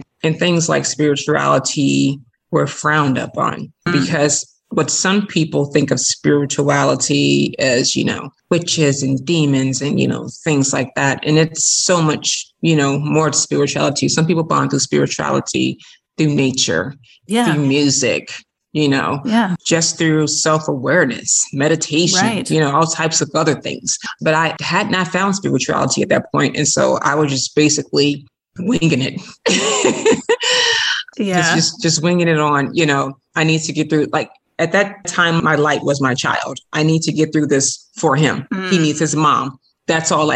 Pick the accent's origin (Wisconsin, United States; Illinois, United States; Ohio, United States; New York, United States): Illinois, United States; Chicago; I was born and raised in Chicago